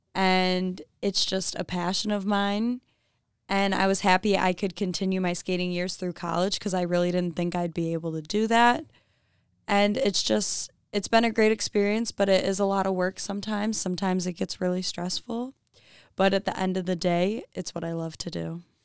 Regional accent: Clarkston, Michigan, United States; I'm from Clarkston, Michigan.

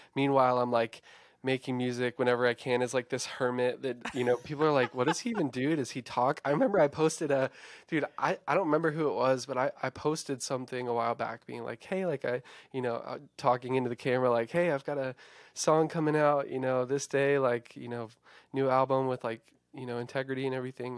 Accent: Eastern Shore of Virginia, United States; moved away as an adult; also born or lived in Nashville / Blacksburg; where I'm originally from on the Eastern Shore of Virginia

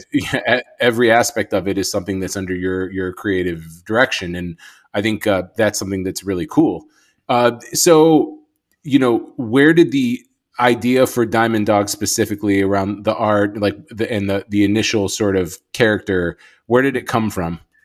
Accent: Chicago, Illinois, United States; I'm from Chicago

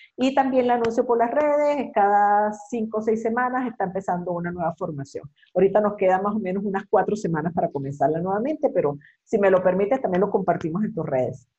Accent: Venezuela; now in Mexico; yo estoy aquí en México, que soy venezolana

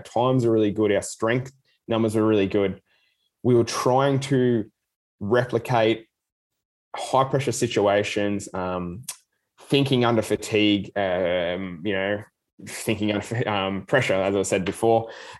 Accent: Australia; as an Australian Paralympic team, we were allowed and granted from the Australian government to be able to fly over to the Tokyo Games

